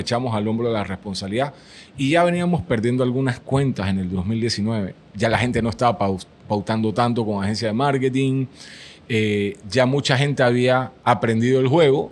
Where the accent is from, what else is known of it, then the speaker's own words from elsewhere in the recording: Panama; puse una bandera de Panamá en la foto de perfil y dije, soy panameño.